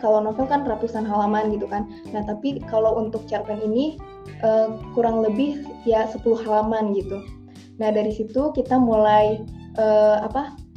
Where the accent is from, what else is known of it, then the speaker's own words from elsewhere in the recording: Kuningan, West Java, Indonesia; Aku dari Kuningan, Jawa Barat asalnya